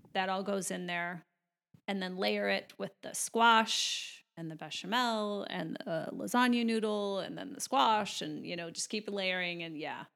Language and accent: English; Chicago, Illinois, United States; I'm originally from Chicago